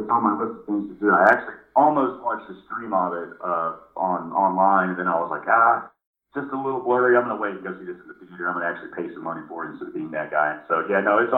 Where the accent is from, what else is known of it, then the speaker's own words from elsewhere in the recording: Asheville, North Carolina, United States; I'm from Asheville